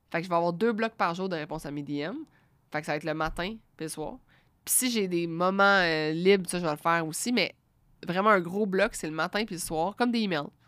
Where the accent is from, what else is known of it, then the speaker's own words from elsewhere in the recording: Quebec, Canada; nous on est là on est du Québec on, on est dans notre salon